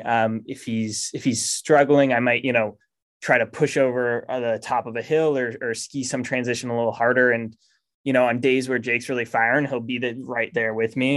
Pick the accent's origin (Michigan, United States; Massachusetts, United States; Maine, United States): Maine, United States; moved away as an adult; I grew up in Maine